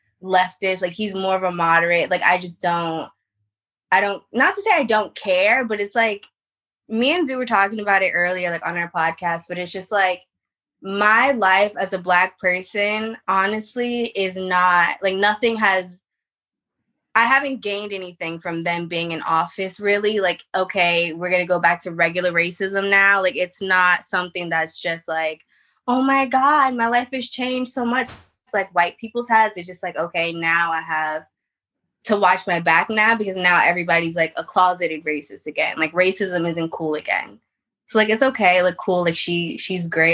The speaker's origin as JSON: {"language": "English", "region": "California", "country": "United States", "said": "I'm from California"}